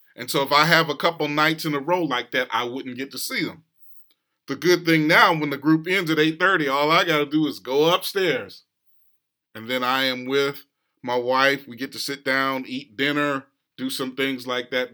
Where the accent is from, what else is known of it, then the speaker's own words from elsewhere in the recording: West Coast, United States; now in East Coast, United States; I grew up on the West Coast, and so even though I'm here on the East Coast now